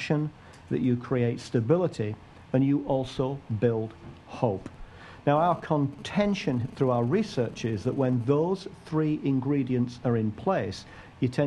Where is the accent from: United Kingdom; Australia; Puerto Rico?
United Kingdom; England; now in United States; My country of origin is the United Kingdom